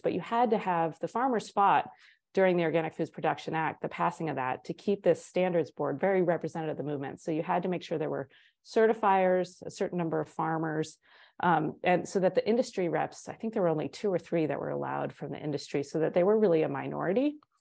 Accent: East Coast, United States; moved away as an adult; now in Durango, United States; I was from the East Coast

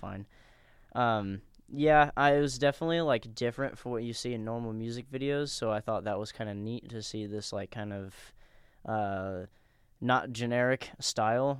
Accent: Danville, United States; we're all from Danville

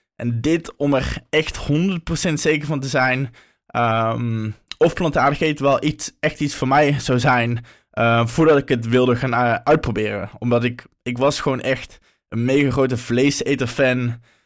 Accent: North Brabant, Netherlands; moved away as an adult; now in Amsterdam, Netherlands; Oorspronkelijk kom ik uit Brabant, maar nu woon ik al een aantal jaar in Amsterdam

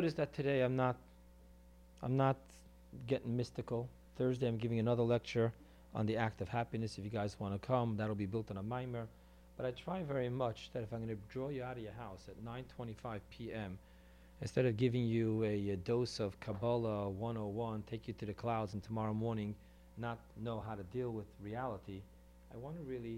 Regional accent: New York City, New York, United States; I come from Crown Heights, the hood

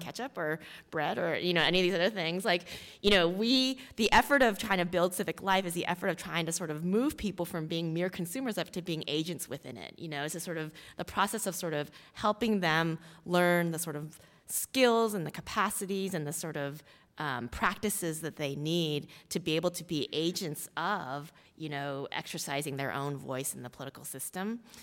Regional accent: Houston, Texas, United States; I grew up in Texas, in Houston, Texas, um, as a daughter of Korean immigrants

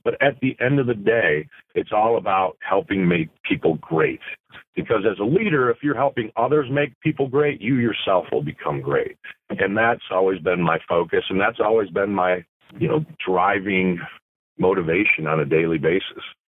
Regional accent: Flint, Michigan, United States; the Genesee County area where I was from because born and raised in Flint, Michigan.

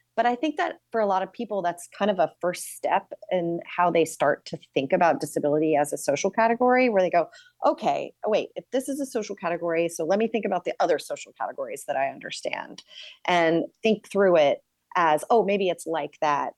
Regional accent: New York, United States; as a New Yorker

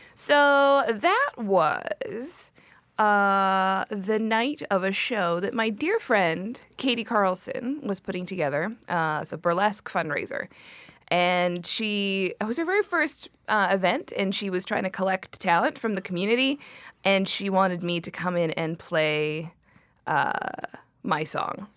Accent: Surrey, British Columbia, Canada; I grew up in Surrey

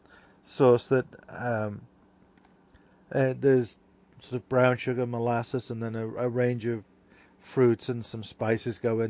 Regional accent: Liverpool, North West England, United Kingdom; accent: Scouse; moved away; growing up where I grew up in Liverpool, where my native Scouse accent

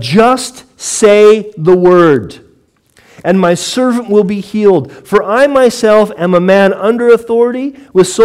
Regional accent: United States; now in United Kingdom; as an American

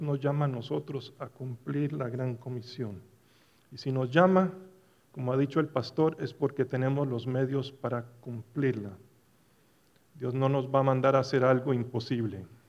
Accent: Medellín, Antioquia, Colombia; also born or lived in Dallas, Texas; now in United States; una semana en Medellín, donde me crié

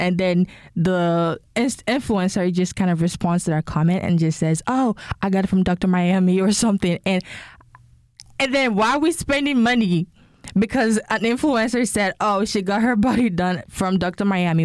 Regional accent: Nigeria; now in United States; I'm Nigerian. Uh, when I lived in Nigeria

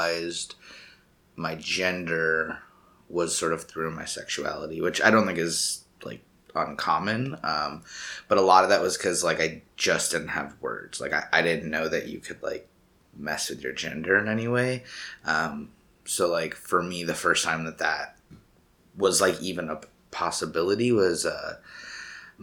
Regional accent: Buffalo, New York, United States; also born or lived in Conroe, Texas; now in New York City, United States; By, like, I think four-ish, we had moved up to New York State, outside of Buffalo area in the country

